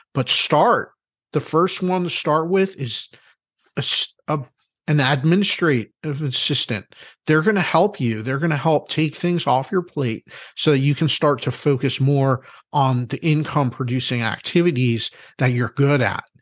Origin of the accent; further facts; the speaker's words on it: Philadelphia, Pennsylvania, United States; I'm from Philadelphia